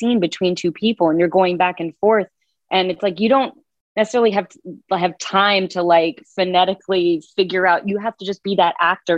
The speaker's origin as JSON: {"language": "English", "region": "the South", "country": "United States", "tie": "born or raised there", "said": "I was raised in the South"}